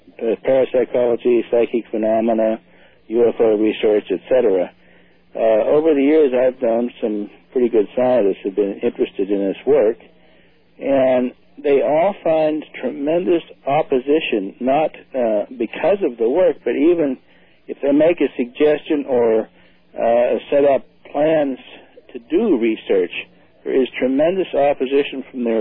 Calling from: Pittsburgh, Pennsylvania, United States; I'm calling from Pittsburgh, Pennsylvania.

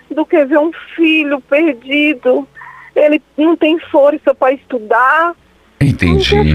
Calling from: São Paulo, Brazil; Eu falo de São

